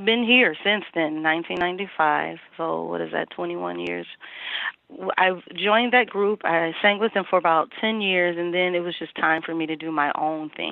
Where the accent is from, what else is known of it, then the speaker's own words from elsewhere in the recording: St. Louis, Missouri, United States; moved away as an adult; now in Minneapolis, United States; I am originally from St. Louis, Missouri, and I moved here in 1995